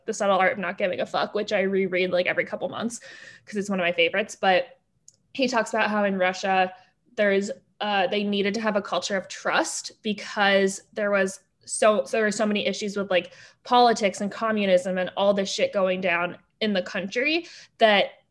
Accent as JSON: {"language": "English", "country": "France", "tie": "born or raised there", "moved": "yes", "said": "I grew up in France"}